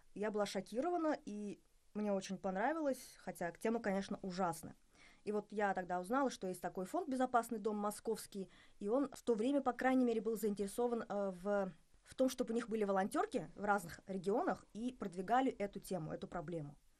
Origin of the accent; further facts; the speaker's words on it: Bashkortostan, Russia; я из Башкортостана